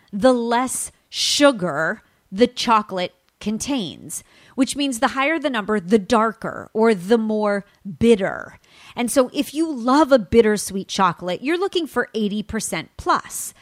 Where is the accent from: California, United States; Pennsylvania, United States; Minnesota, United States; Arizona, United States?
California, United States; from California, my home state